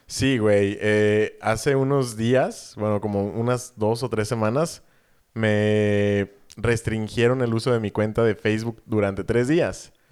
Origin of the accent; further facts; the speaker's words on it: Mexico; soy mexicano